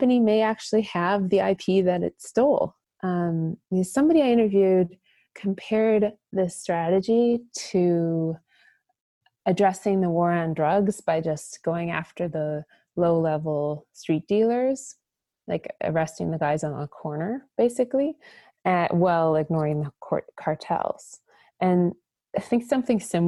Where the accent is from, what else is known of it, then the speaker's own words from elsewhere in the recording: Minnesota, United States; moved away as an adult; also born or lived in China; growing up in Minnesota like I did